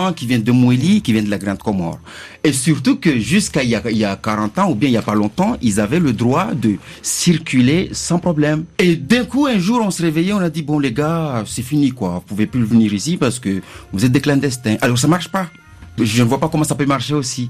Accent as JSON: {"language": "French", "country": "Mayotte", "moved": "yes", "said": "je suis parti, ça fait longtemps que j'ai quitté Mayotte"}